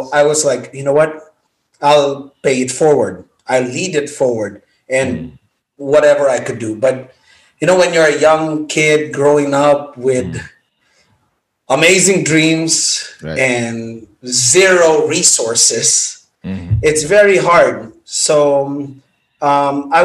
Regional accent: Philippines; moved away as an adult; also born or lived in Makati; now in United States; I was born and raised in the Philippines, and I lived there for 18 years before I moved

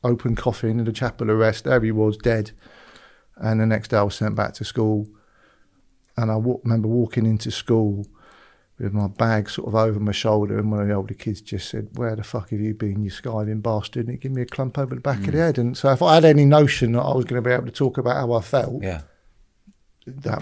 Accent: Weston-super-Mare, South West England, United Kingdom; moved away; also born or lived in London / Los Angeles; I fell out into the world in Weston-super-Mare in 1968

